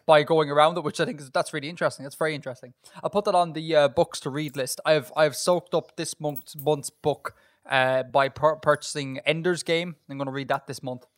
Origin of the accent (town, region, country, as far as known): Ireland; accent: Irish